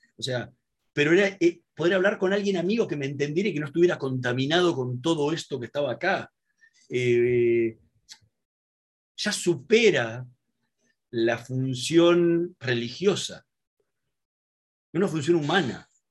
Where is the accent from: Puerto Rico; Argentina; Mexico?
Argentina